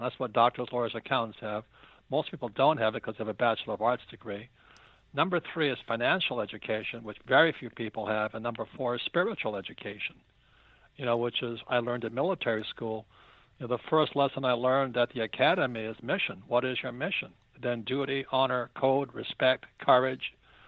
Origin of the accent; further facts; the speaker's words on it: Hawaii, United States; I'm from Hawaii.